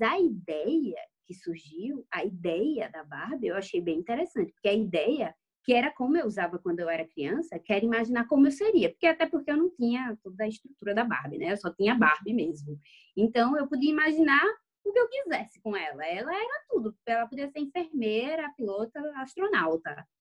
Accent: Recife, Pernambuco, Brazil; now in Israel; eu sou de Recife, mas eu tô morando em Israel agora

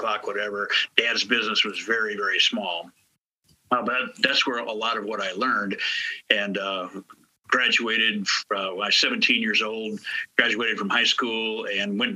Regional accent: South Dakota, United States; moved away as an adult; also born or lived in Minneapolis, Minnesota; now in St. Louis, United States; I was born in Minneapolis, raised in South Dakota, moved to St. Louis in 1988

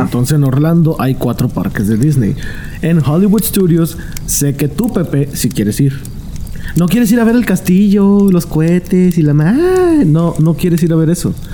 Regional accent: Mexico; soy mexicano

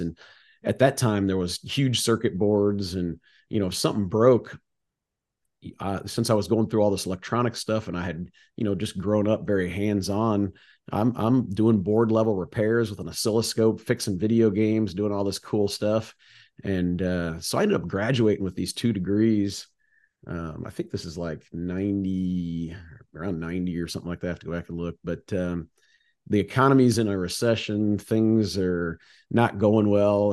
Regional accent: Rome, Illinois, United States; We grew up in the River Valley. Believe it or not, I'm a Roman. There's a little town called Rome that's just north of Peoria

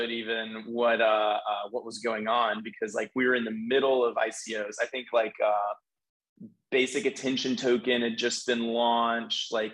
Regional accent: Nashville, Tennessee, United States; I was from Nashville where our headquarters are

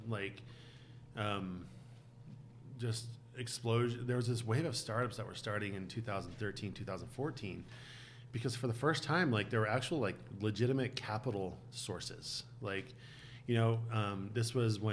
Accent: Bountiful, Utah, United States; grew up in Bountiful, graduated from the U

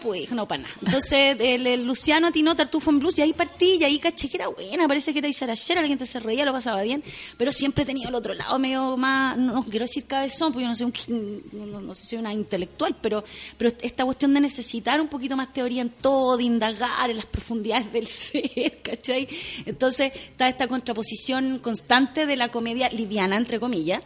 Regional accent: Santiago, Santiago Metropolitan Region, Chile; also born or lived in Lota; nací en Lota, pero eh, muy, muy guaguita me para Santiago, sí, soy, soy santiaguina

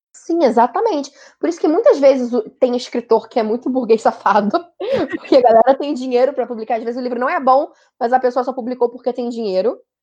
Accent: Rio de Janeiro, Brazil; eu sou do Rio

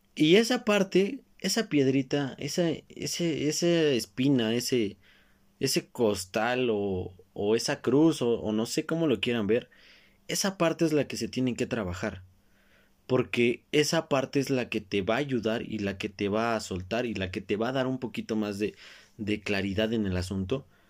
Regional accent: Mexico; como buen mexicano que soy

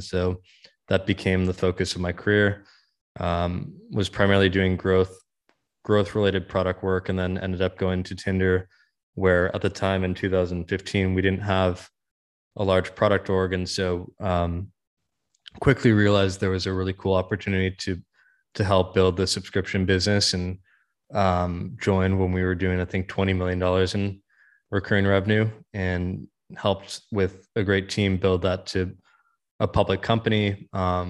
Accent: Menlo Park, California, United States; So I grew up in around Menlo Park, always kind of around technology and the startup industry

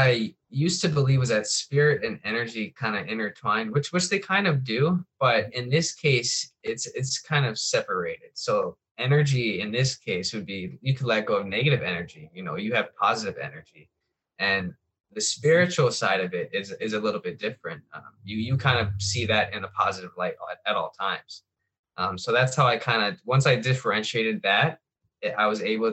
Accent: Hawaii, United States; I'm born and raised in Hawaii

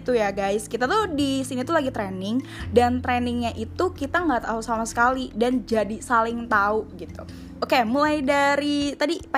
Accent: West Java, Indonesia; karena aku dari Sunda gitu ya kak ya, jadinya mungkin uh, awalnya takut kalau misal ternyata beda karakter akhirnya nggak cocok gitu loh. Tapi ternyata karena emang udah lama juga di Jawa Timur

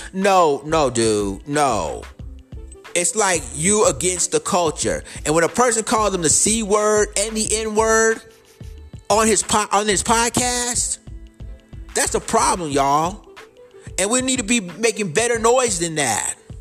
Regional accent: United States; We as American freemen and as foundational black Americans

